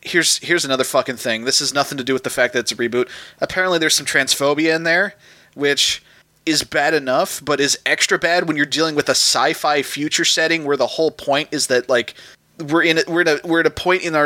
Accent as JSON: {"language": "English", "country": "United States", "said": "I'm an American"}